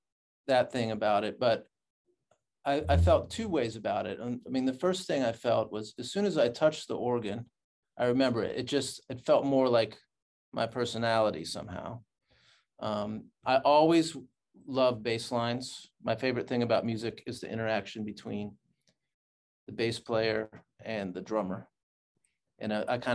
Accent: Cleveland, Ohio, United States; I was born in Cleveland

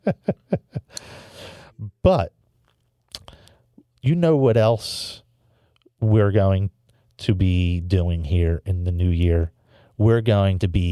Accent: Philadelphia, Pennsylvania, United States; I'm from Philadelphia.

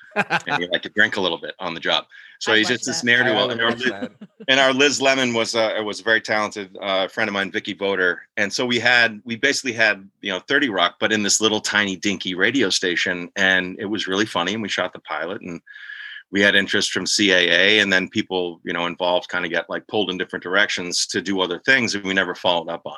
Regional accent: Boston, Massachusetts, United States; moved away as an adult; also born or lived in New York / Los Angeles; I was from Boston as well. I always used to wear a Boston hat

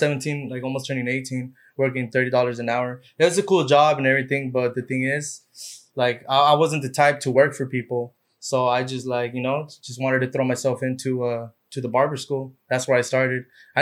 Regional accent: Anaheim, California, United States; also born or lived in Tustin / Santa Ana; My mom and dad were moving like back and forth a lot. So I grew up like in Tustin, okay, Santa Ana, Anaheim. But most of my years were Anaheim.

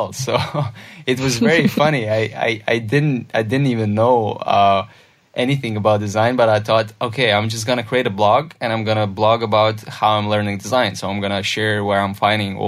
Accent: Lithuania; it started in a very little village in Lithuania

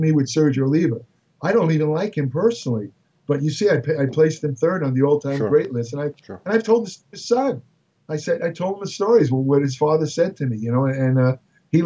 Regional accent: New York City, New York, United States; I was from Brooklyn, you know, I was kind of a little tough guy

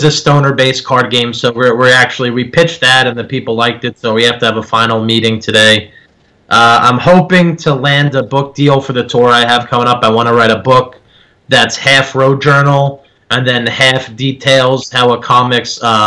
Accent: New Jersey, United States; accent: Jersey; when I get really mad, that's when like my Jersey accent kicks

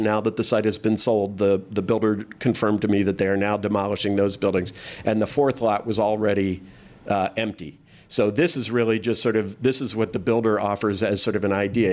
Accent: San Diego, California, United States; moved away; I didn't grow up here. I grew up in San Diego

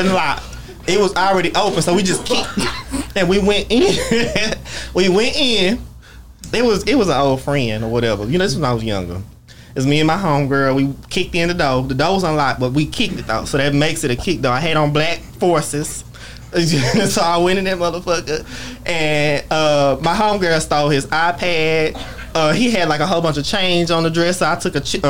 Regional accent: Fort Worth, Texas, United States; I'm a Crip just because I was born on the South Side

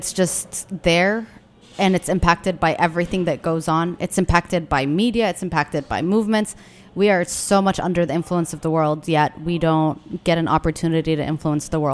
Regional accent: Yemen; now in Washington, D.C., United States

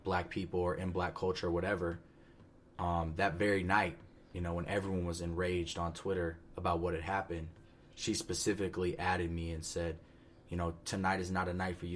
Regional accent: Powder Springs, Georgia, United States; I'm from Powder Springs, Georgia, which is in Cobb County. It's like Metro Atlanta area.

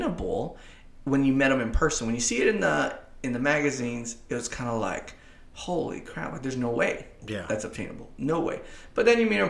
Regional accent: Kingsville, Texas, United States; also born or lived in Corpus Christi; it's my hometown

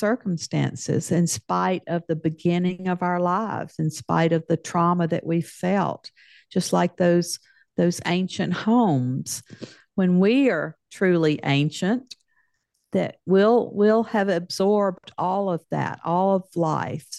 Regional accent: Deep South, United States; I grew up in the South in the United States, in the Deep South.

